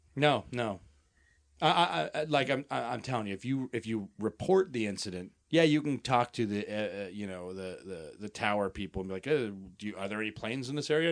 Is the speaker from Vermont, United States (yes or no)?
no; Colorado, United States; now in Los Angeles, United States; We're from Colorado